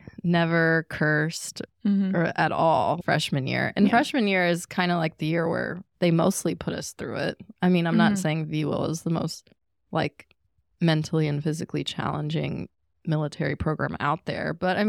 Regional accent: Chesapeake, Virginia, United States; Even myself, like where I grew up in Chesapeake, like I wasn't like super devout Christian

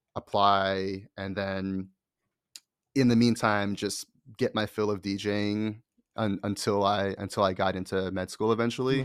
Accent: Connecticut, United States; moved away; also born or lived in Boston / New York; my parents and where I grew up was in Connecticut

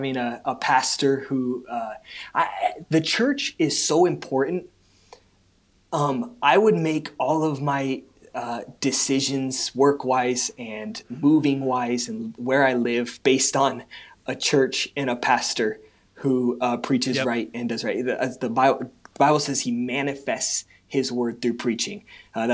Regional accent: California, United States; growing up in the Christian school here

